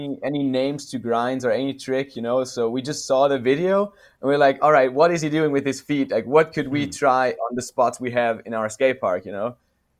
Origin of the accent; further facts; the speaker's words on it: west Austria, Austria; now in Vienna, Austria; So I'm not originally from Vienna, but from a small city in the west of Austria, and there was actually a pretty big scene there.